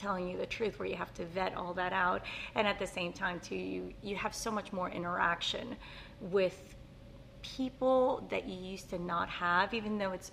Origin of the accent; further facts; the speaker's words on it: New Orleans, Louisiana, United States; first language Spanish; English is a second language; moved away as an adult; also born or lived in Honduras / Biloxi, Mississippi / Jackson; now in Corpus Christi, United States; I grew up in New Orleans.